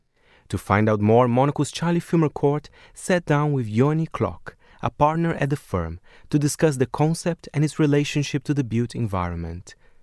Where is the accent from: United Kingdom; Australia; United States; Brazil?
Brazil; You know, I'm from Brazil, and you said you have a lot of fans over there.